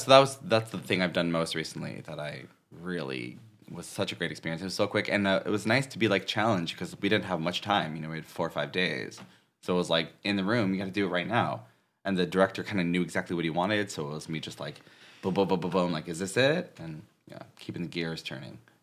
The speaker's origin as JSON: {"language": "English", "region": "Northern California", "country": "United States", "also_born_or_lived": "San Diego", "moved": "yes", "said": "I'm from Northern California"}